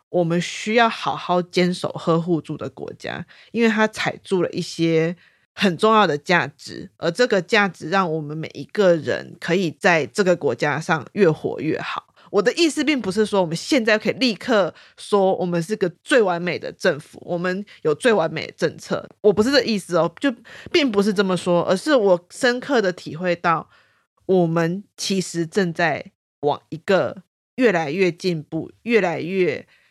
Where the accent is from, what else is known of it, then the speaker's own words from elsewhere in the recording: Taiwan; 我是台湾人